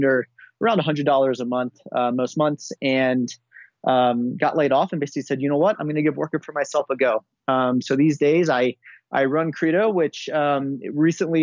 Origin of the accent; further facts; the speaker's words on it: United States; also born or lived in Switzerland; I am American, as you can tell, but I was living in Switzerland for a little while